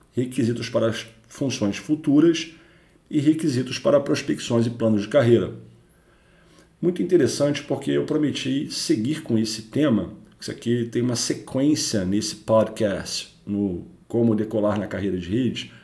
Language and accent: Portuguese; Rio de Janeiro, Brazil; sou carioca